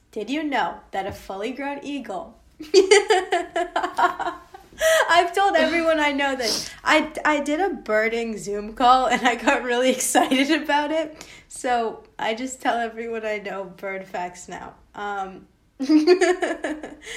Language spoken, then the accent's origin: English; United States; I was born in America, like, I'm not surrounded by people who look like me all the time.